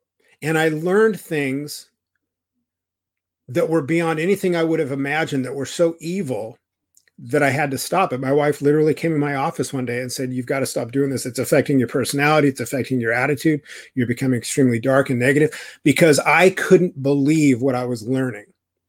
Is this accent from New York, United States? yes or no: no; California, United States; I was raised in Orange County, California. It's very Republican. It's very right wing.